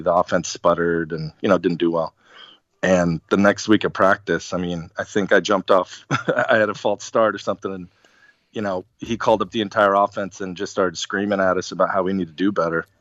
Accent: Arizona, United States; I was from Arizona.

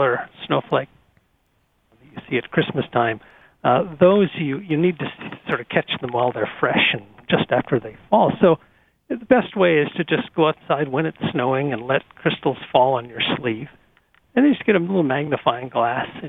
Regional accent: North Dakota, United States; moved away; I grew up in North Dakota where we have a lot of snow

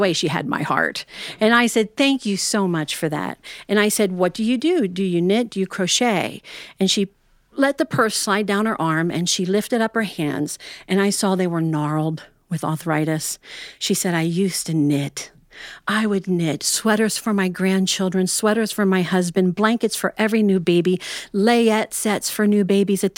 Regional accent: Ohio, United States

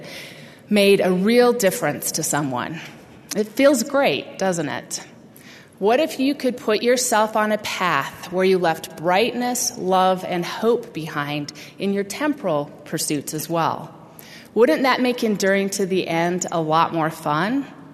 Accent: Utah, United States; moved away as an adult; my lifelong home in Utah

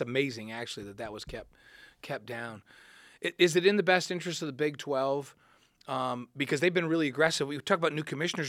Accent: New York, United States; growing up in New York

